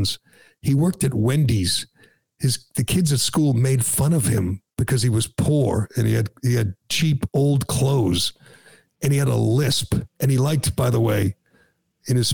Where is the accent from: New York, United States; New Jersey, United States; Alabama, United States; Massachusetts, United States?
Massachusetts, United States; I was born and raised in Massachusetts